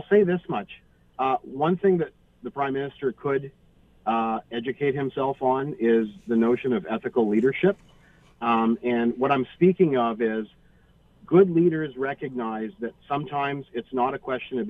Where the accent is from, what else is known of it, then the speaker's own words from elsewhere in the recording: Canada; as a Canadian.